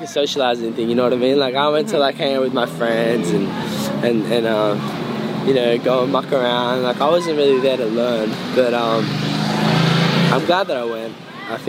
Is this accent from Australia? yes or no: yes; Campbelltown, New South Wales, Australia; Mum was born in Campbelltown, where I'm from